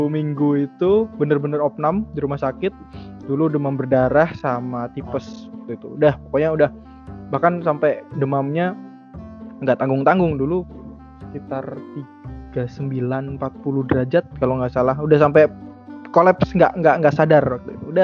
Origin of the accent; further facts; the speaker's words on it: Bojonegoro, East Java, Indonesia; aku lahir di Bojonegoro 27 oh. tahun yang lalu ya itu bulan Maret nah terus uh, eh, SMP SD SD SMP SMA di Bojonegoro